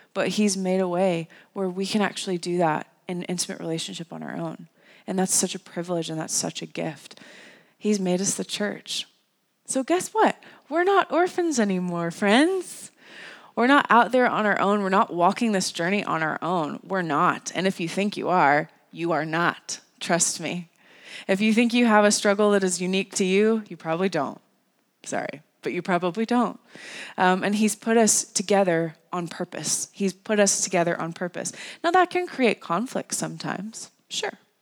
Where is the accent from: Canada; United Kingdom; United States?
United States; North Carolina; the church that I grew up in in North Carolina